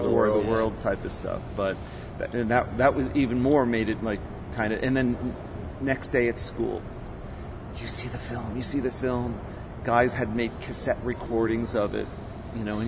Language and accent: English; Rockland County, New York, United States; also born or lived in Las Vegas, Nevada; I moved back and to Rockland County, which is where I grew up, Rockland County, New York